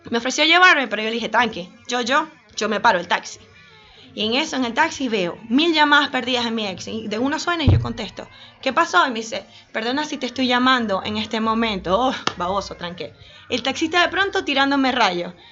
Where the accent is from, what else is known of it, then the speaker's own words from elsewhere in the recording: Venezuela; yo vengo de Venezuela y me sé muchas otras canciones, escuchamos otra cosa distinta, pero en Argentina es otra cosa.